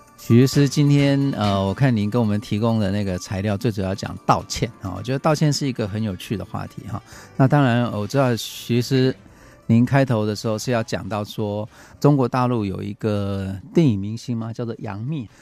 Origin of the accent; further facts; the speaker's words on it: Taiwan; 我们台湾人